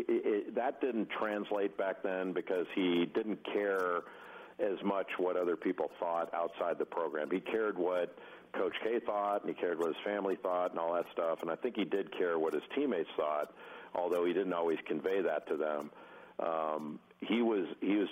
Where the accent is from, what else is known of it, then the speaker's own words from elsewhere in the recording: Rolling Hills, California, United States; I grew up in Rolling Hills